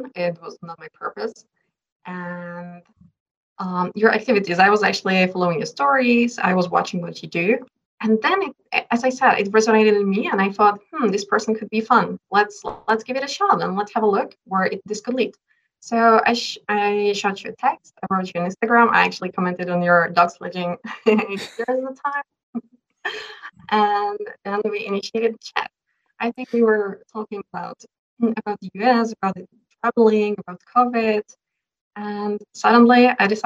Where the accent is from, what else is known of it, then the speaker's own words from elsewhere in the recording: Czechia; first language Czech; English is a second language; Obviously I native Czech. So I speak Czech.